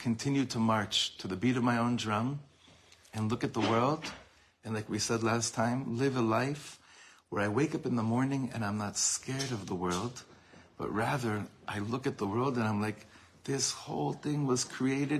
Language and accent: English; Los Angeles, California, United States; I grew up in Los Angeles